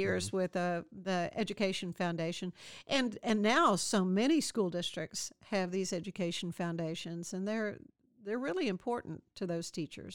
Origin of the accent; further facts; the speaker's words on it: Waco, Texas, United States; I grew up in Waco.